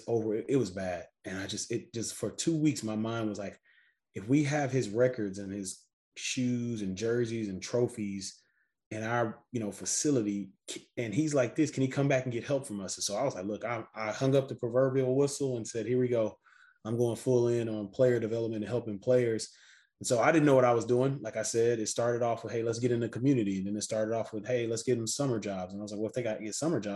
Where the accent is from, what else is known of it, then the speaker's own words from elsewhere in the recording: Missouri City, Texas, United States; I'm from Houston, Texas, right outside a city called Missouri City